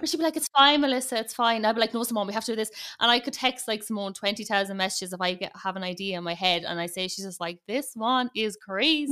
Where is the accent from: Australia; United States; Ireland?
Ireland; accent: big Irish accent; I'm based in Ireland, as you can probably tell from the big Irish accent